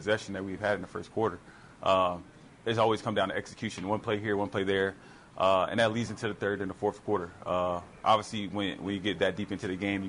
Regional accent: Florida, United States; I mean, I'm from Florida, so no.

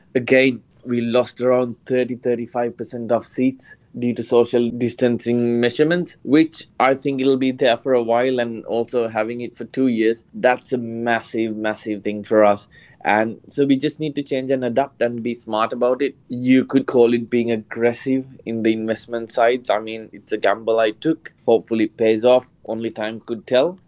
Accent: Sri Lanka; moved away; growing up in Sri Lanka

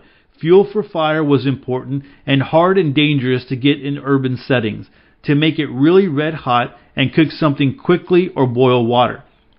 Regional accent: Bosnia & Herzegovina; English is a second language; As I said, I grew up in Yugoslavia, which was a socialistic and communistic country.

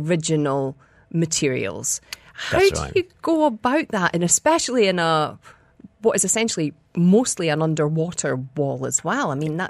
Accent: Edinburgh, Scotland, United Kingdom; now in Dubai, United Arab Emirates; I'm from Edinburgh, which is a very historic city.

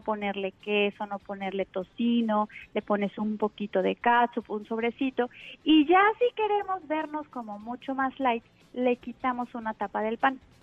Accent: Mexico; Aquí en México, que estamos desde luego más influenciados pues por la alimentación rápida y, y de Estados Unidos

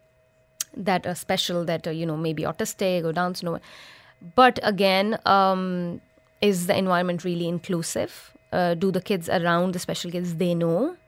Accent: Pakistan; moved away as an adult; now in Dubai, United Arab Emirates; I'm from Pakistan

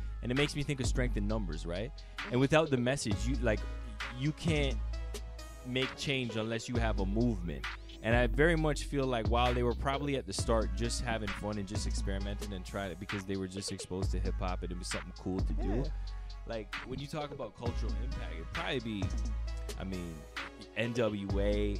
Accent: Toronto, Ontario, Canada; coming up on the East Coast, growing up in Toronto

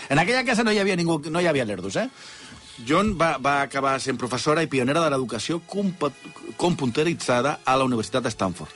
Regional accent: Catalonia, Spain; com som els catalans

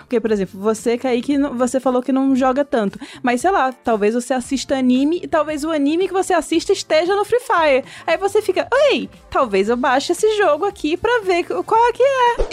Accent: Maranhão, Brazil; eu sou maranhense. É muito gostoso ter um sotaque um pouquinho mais próximo do meu

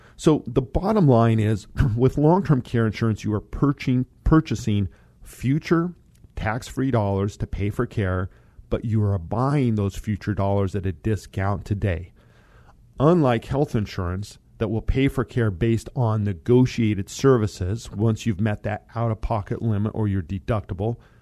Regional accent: Colorado, United States; moved away; Colorado. As you guys know, that is my home state

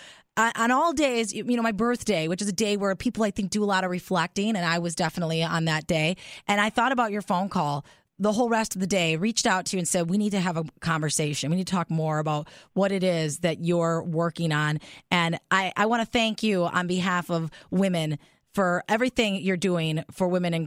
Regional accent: Milwaukee, Wisconsin, United States; I love Milwaukee, too. It's my hometown

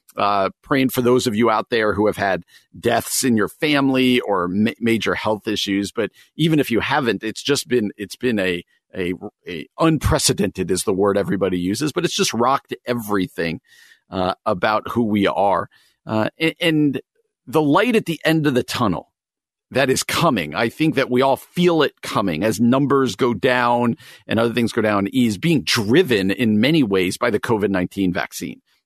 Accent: New Jersey, United States; now in Chicago, United States; I grew up in New Jersey and now live in the Chicagoland

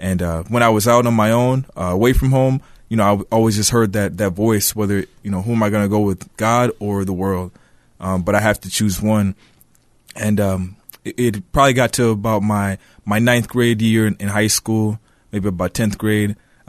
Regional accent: Woodbury, Minnesota, United States; So I was born and raised in Woodbury, Minnesota, so I'm a local here, and single-parent household.

